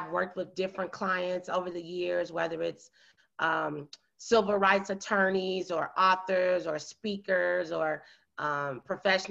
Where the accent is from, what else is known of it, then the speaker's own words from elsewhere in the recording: small town south of Chicago, Illinois, United States; I'm from a small town in the United States of America, south of Chicago, Illinois. And I, you know, was born and raised there